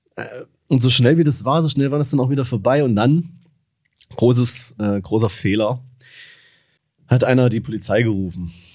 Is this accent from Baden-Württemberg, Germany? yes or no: no; Dresden, Saxony, Germany; wo ich herkomme. Und ich meinte so, ja, aus Dresden